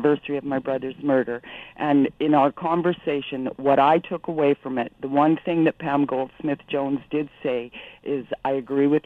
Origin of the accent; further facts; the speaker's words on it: Canada; as a Canadian taxpayer